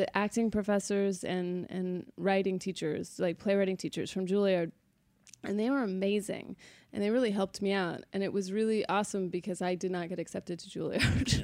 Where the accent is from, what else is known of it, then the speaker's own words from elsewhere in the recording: Sacramento, California, United States; I was born in Sacramento, California, raised in Sacramento, California